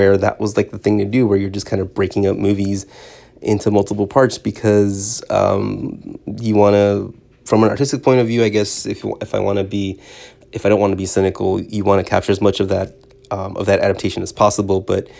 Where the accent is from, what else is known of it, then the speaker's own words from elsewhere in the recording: California, United States; so I grew up in Southern California, and listening to K-Rock and Kevin and Bean in the Morning